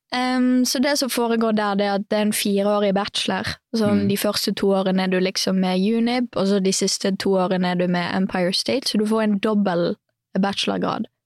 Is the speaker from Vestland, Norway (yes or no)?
yes; Bergen, Vestland, Norway; also born or lived in Knarvik; jeg er jo fra Bergen. Mm. Eh, født og oppvokst der. Og så eh, bodde store deler av livet mitt i Knarvik, som er litt utafor Bergen